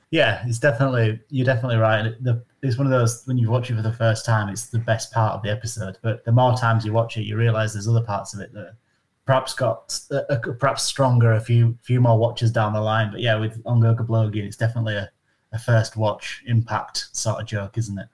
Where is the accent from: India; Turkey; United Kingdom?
United Kingdom; Northern England; accent: monotone northern; some of us are monotone northern accents like myself